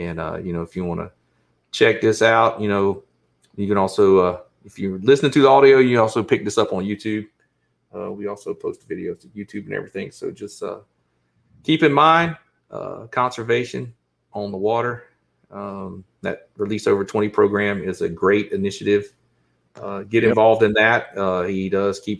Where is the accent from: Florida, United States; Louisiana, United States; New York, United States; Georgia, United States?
Georgia, United States; Southeast; I grew up in Southeast Georgia